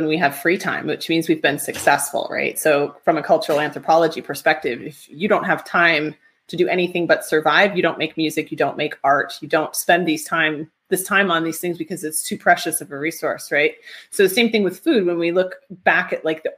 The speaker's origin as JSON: {"language": "English", "region": "New England", "country": "United States", "tie": "born or raised there", "also_born_or_lived": "Los Angeles / France", "moved": "yes", "said": "I grew up in New England."}